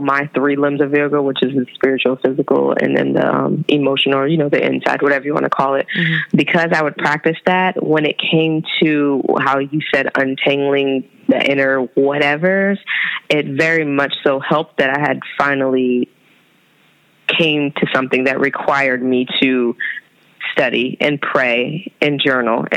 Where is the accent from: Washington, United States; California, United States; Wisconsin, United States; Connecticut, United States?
California, United States; moved away as an adult; also born or lived in Brooklyn, New York; now in New York City, United States; I'm from California